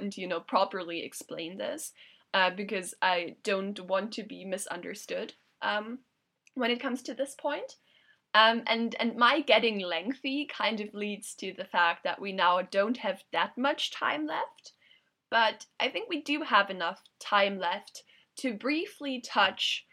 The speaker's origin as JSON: {"language": "English", "country": "Germany", "moved": "yes", "said": "I'm originally from Germany"}